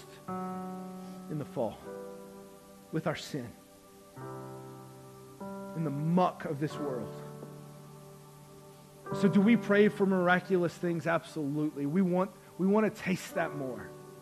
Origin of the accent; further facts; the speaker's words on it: the South, United States; because we went to church and we grew up in the South